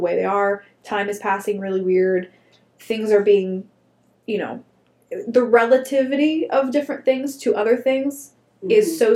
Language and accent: English; United States; moved away; my hometown was real close to Pittsburgh